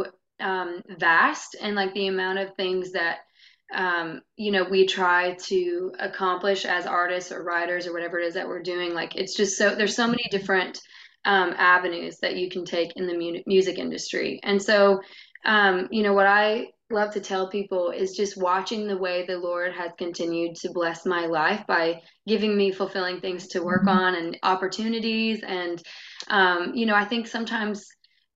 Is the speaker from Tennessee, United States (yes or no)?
yes; Ashland City, Tennessee, United States; also born or lived in Nashville, Tennessee; I grew up in the Ashland City area, actually, which is a lesser known, it's northwest of town